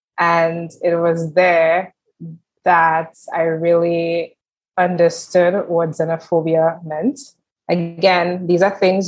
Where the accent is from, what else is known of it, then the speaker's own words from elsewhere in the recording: St. Lucia; moved away as an adult; also born or lived in Barbados / Martinique; now in France; So I'm originally from the Caribbean island of St. Lucia.